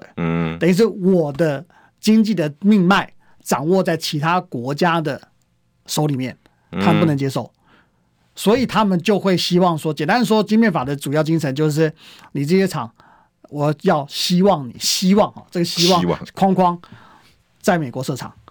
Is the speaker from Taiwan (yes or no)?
yes; Taiwan; moved away; also born or lived in United States; 毕毕竟我们我们台湾在在台湾台湾人嘛，对不对？我们在那边长大